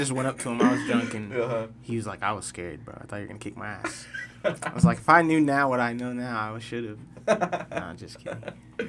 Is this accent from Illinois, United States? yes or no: no; Salt Lake City, Utah, United States; also born or lived in Guam; I'm from Salt Lake.